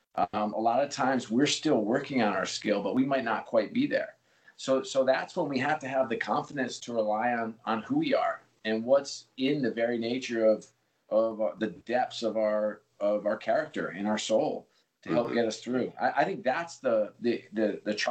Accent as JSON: {"language": "English", "region": "New York", "country": "United States", "tie": "born or raised there", "said": "I grew up in New York"}